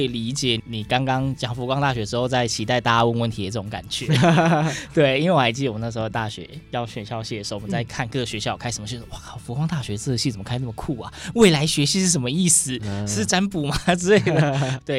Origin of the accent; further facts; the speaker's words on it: Yilan County, Taiwan; 我是宜兰人啊